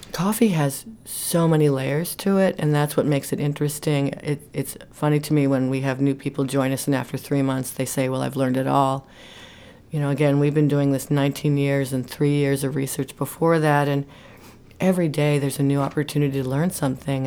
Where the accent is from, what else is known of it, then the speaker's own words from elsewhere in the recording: New York City, New York, United States; moved away as an adult; now in Maine, United States; I'm from New York City and spent my first year of college here in Maine.